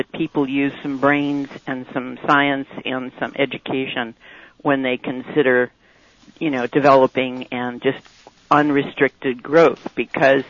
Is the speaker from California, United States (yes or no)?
yes; Orange County, Southern California, United States; now in Boulder Creek, United States; I grew up in Orange County in Southern California